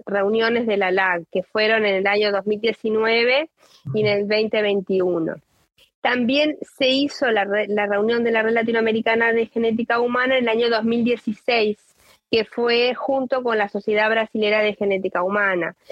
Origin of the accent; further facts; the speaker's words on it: Uruguay; soy de Uruguay